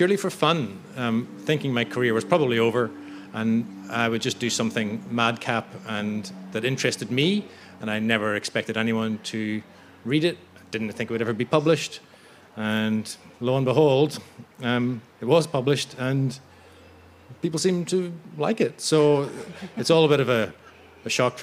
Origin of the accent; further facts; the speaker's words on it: Belfast, Northern Ireland, United Kingdom; accent: Belfast; I'm from Belfast in the north of Ireland. I'm born there in 72